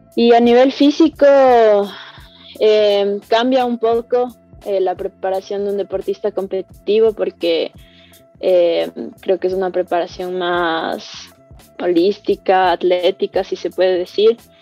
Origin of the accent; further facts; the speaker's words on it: Quito, Pichincha, Ecuador; soy escaladora profesional de Quito